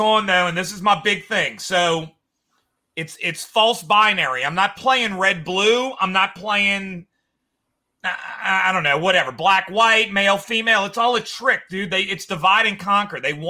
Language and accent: English; Louisiana, United States; we used to have this cool, like, Louisiana attitude where we were the party state